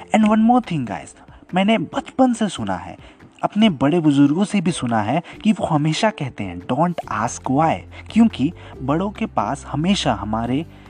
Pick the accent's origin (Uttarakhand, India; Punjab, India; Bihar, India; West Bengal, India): Bihar, India; हमारे गांव यानी बिहार में